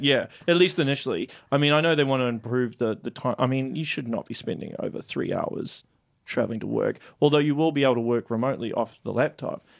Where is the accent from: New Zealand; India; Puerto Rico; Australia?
New Zealand; Auckland; moved away; I'm from Auckland